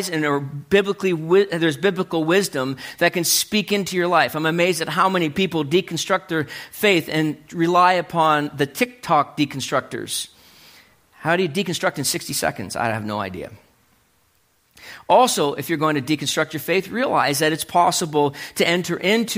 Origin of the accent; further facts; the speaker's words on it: New Brunswick, Canada; I was growing up in New Brunswick